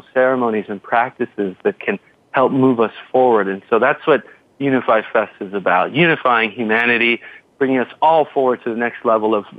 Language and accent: English; United States; I was born in America, in North America